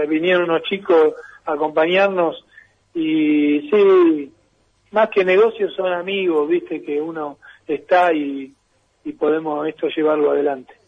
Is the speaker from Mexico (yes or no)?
no; Argentina; Me crié en los Babis con toda la familia de Maradona